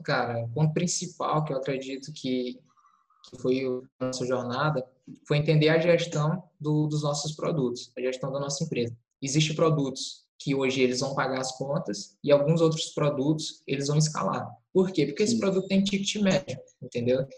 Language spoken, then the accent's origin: Portuguese; Teresina, Piauí, Brazil; eu sou de Teresina, Piauí